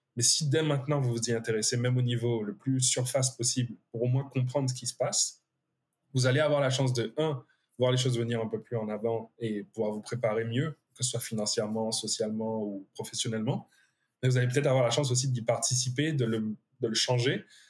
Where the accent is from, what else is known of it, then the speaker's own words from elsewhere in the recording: Guadeloupe; moved away; on vient de Guadeloupe